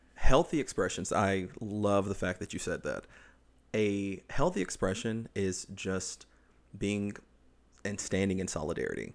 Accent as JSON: {"language": "English", "region": "the South", "country": "United States", "tie": "born or raised there", "moved": "yes", "said": "I grew up in the South"}